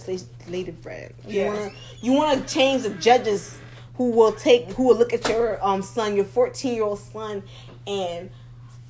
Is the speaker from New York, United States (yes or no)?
no; South Florida, United States; now in Tallahassee, United States; we grew up in South Florida